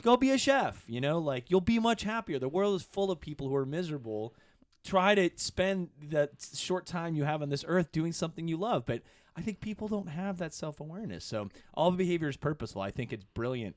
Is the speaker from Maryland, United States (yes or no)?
no; Ann Arbor, Michigan, United States; moved away as an adult; growing up in Michigan, you know, I'm from Ann Arbor